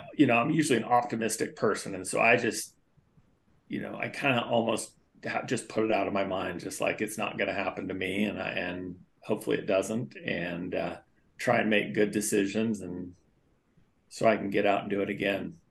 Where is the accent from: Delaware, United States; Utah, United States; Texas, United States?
Utah, United States; Millcreek; also born or lived in Lafayette, California; moved here pretty quick after I was born, and just raised here in East Mill Creek